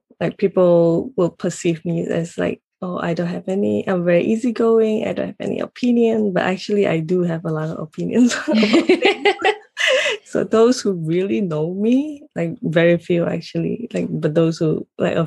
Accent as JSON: {"language": "English", "country": "Malaysia", "moved": "yes", "said": "I'm originally from Malaysia, so I speak Malay language"}